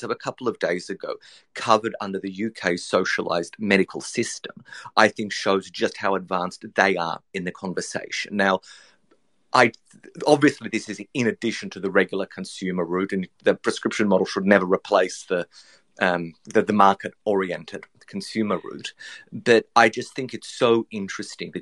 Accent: Australia; As people have probably can guess from my accent, I'm Australian

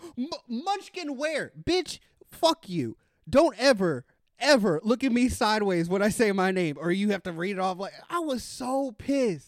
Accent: Daytona Beach, Florida, United States; moved away; I'm originally from Daytona Beach, Florida

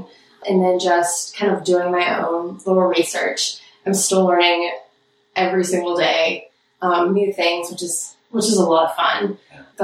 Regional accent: Shreveport, Louisiana, United States; moved away as an adult; now in Washington, D.C., United States; I'm from Shreveport, Louisiana

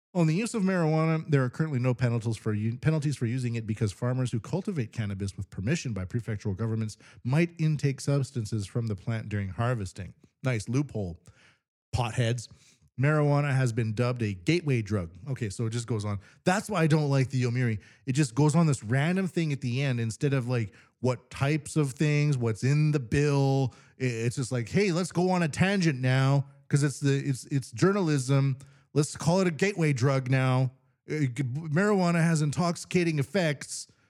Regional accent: Canada; now in Japan; I'm from Canada

